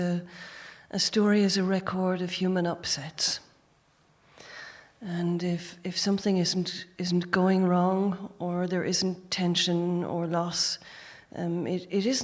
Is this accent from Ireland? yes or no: yes; Gorey, Leinster, Ireland; also born or lived in New Orleans / Tullow; I was born in Gorey Hospital